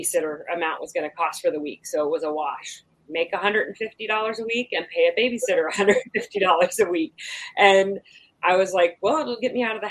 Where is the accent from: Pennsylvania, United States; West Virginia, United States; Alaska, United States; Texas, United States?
Alaska, United States; Wasilla; I grew up in Alaska. I grew up in Wasilla, Alaska.